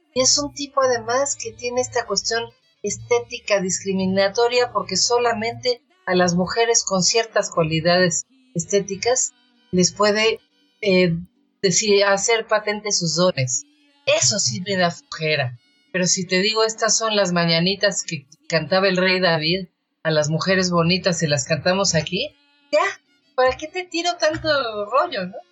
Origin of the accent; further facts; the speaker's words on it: Mexico City, Mexico; Yo soy una poeta chilanga